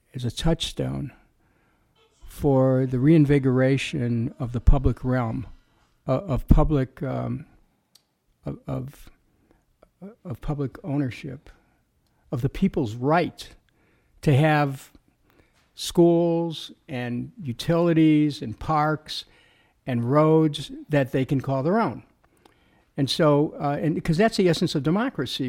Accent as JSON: {"language": "English", "town": "Cleveland", "region": "Ohio", "country": "United States", "tie": "born or raised there", "said": "my experience growing up in Cleveland"}